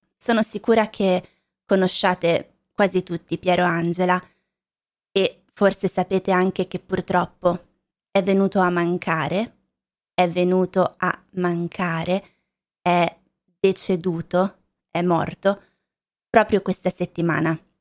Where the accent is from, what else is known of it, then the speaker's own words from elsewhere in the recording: Lombardy, Italy; also born or lived in Valle Vigezzo, Piedmont; Io sono originaria della Lombardia